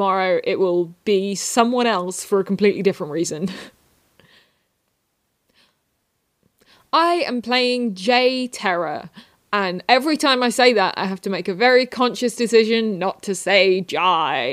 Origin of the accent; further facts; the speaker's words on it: England, United Kingdom; I am from England